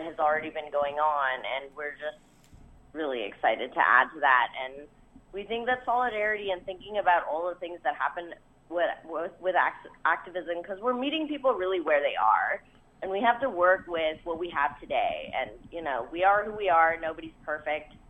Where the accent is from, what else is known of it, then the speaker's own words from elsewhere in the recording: Marion, Ohio, United States; moved away; where I grew up in Marion, Ohio. Really small, super rural